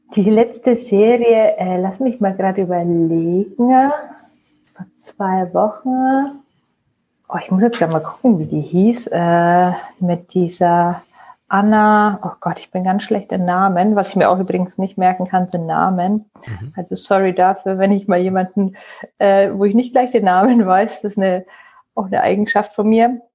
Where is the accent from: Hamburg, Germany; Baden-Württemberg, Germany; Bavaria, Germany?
Bavaria, Germany; Nuremberg; ich bin in Nürnberg geboren, äh, bin Franken sozusagen treu geblieben und ähm, ja, liebe mein Frankenland